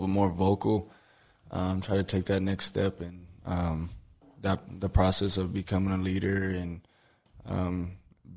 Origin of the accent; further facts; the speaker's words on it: Hobbs, New Mexico, United States; moved away as an adult; now in El Paso, United States; my hometown in Hobbs, New Mexico